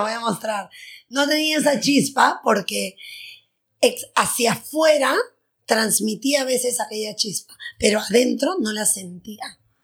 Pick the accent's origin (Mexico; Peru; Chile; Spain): Peru; Lima; nací, soy peruana, nací en Lima, tengo 43 años